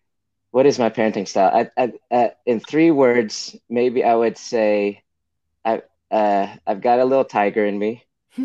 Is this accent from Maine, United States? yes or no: no; Cupertino, California, United States; also born or lived in San Jose, California; now in Oakland, United States; I was born in San Jose and raised in Cupertino, California